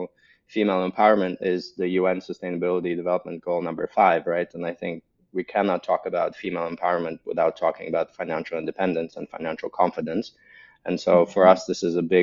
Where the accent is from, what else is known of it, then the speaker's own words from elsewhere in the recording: Latvia; also born or lived in Russia / United States / Germany; now in Berlin, Germany; So originally I'm from Eastern Europe, from Latvia, born and raised, Russian heritage